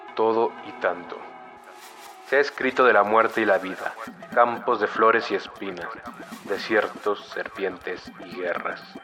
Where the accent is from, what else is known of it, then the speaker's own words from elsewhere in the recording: Mexico City, Mexico; soy originario de la Ciudad de México, donde actualmente vivo